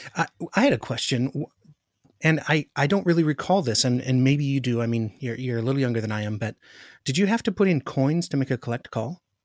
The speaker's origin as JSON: {"language": "English", "region": "Alaska", "country": "United States", "tie": "born or raised there", "said": "I grew up in Alaska"}